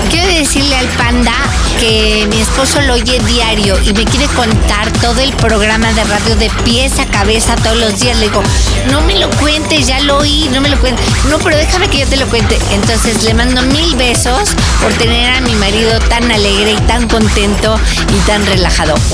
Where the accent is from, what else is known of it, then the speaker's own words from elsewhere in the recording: Mexico City, Mexico; now in Baja California, Mexico; yo de la ciudad, pero me vine a Baja California.